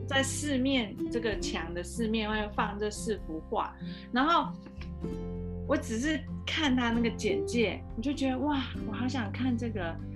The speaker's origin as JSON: {"language": "Chinese", "country": "Taiwan", "said": "有点像我们台湾没有的品种，"}